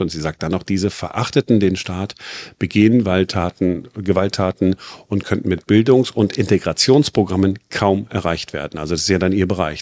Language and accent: German; Duisburg, North Rhine-Westphalia, Germany; now in Berlin, Germany; Ich bin 1970 geboren in Duisburg